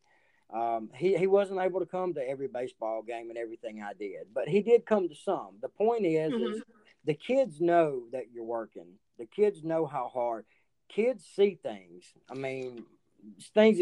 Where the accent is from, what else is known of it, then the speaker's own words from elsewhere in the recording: the South, United States; also born or lived in Reform, Alabama; you and I, we were raised in the South